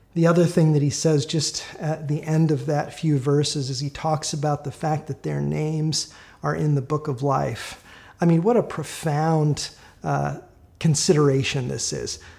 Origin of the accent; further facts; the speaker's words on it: Minneapolis, Minnesota, United States; moved away; I'm from Minneapolis. I grew up there.